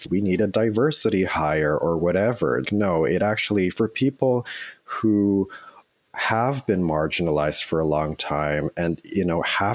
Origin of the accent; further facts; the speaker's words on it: Toronto, Ontario, Canada; moved away as an adult; now in Vancouver, Canada; I grew up in Toronto in the Etobicoke area. So I was born and raised there.